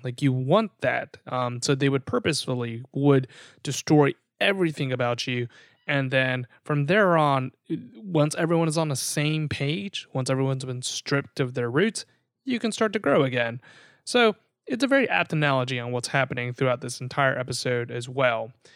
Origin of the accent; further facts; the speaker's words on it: the South, United States; we grew up in the South